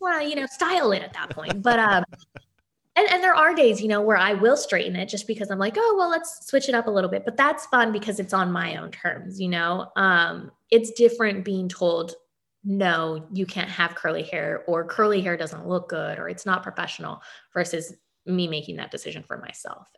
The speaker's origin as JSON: {"language": "English", "town": "Aliso Viejo", "region": "California", "country": "United States", "tie": "born or raised there", "also_born_or_lived": "Tennessee / Dothan, Alabama / Los Angeles", "moved": "as an adult", "lives_now": "Bakersfield, United States", "said": "growing up in Orange County I mean you see you see a little bit of everything but it's a predominantly white county"}